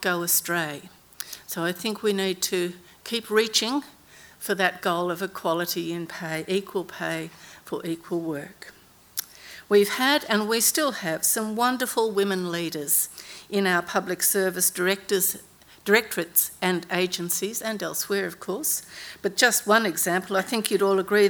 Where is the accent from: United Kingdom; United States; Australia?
Australia; Canberra, Australian Capital Territory; also born or lived in Darwin; when I was growing up in Canberra